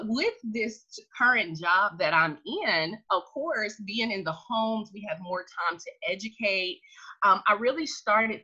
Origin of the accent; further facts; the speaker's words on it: Tennessee, United States; I'm originally from Tennessee